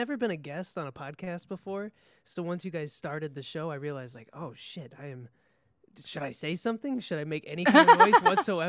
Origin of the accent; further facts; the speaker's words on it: Flint, Michigan, United States; now in New York City, United States; Yeah, I grew up around the Flint area. Went to college in Flint, so I've got a lot of Michigan roots. But I've lived in New York now for the past 5 years